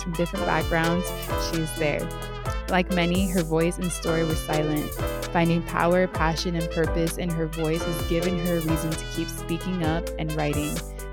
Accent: San Diego, California, United States; also born or lived in Bay Area; I am from San Diego

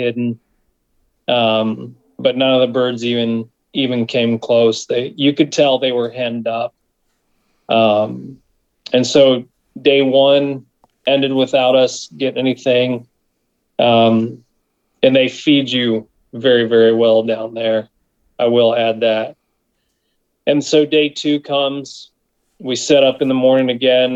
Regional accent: South Central Kansas, United States; from Elevate Stand Company from South Central Kansas

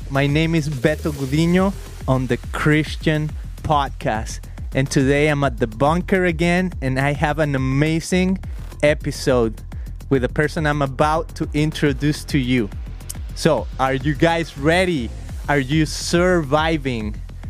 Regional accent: Guadalajara, Jalisco, Mexico; moved away as an adult; now in California, United States; I am from Guadalajara, Jalisco

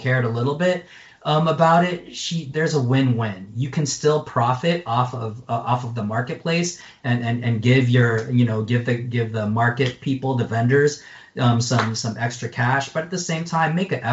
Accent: United States; I'm American. I stick out even in my home country of the Philippines

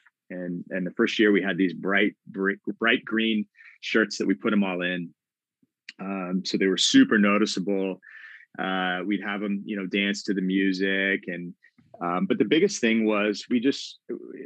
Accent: Tacoma, Washington, United States; I grew up in Tacoma, went to high school there

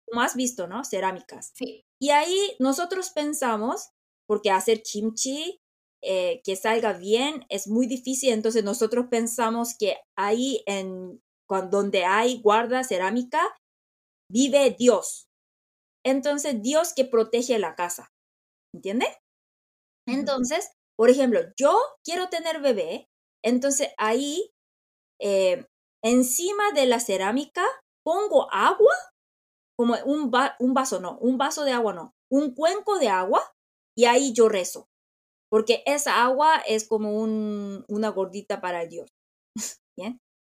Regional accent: South Korea; Spanish is a second language; soy coreana

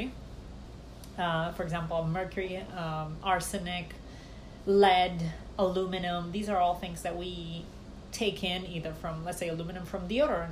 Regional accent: Romania; moved away; growing up in Romania

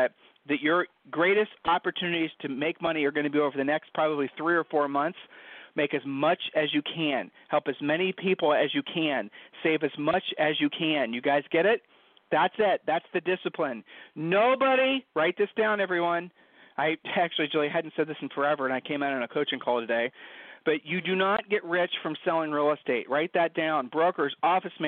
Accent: Ohio, United States; We're from Ohio

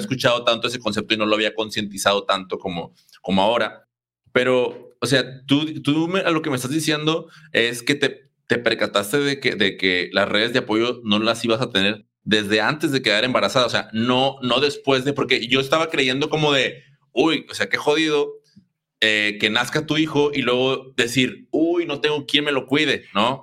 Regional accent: Mexico; como mexicanos

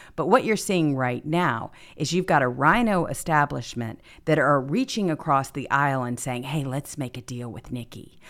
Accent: California, United States; moved away; I come from California

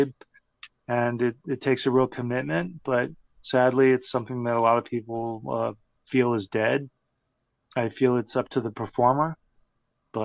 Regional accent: Texas, United States; growing up in Texas

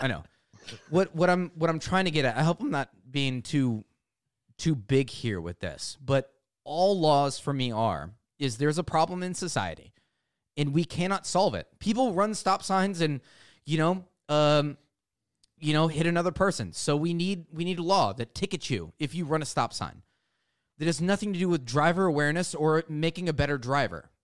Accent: United States; as an American

